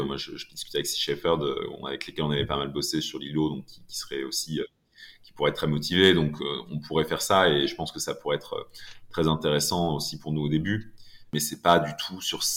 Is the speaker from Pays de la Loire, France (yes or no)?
yes; Laval, Pays de la Loire, France; j'ai grandi à Laval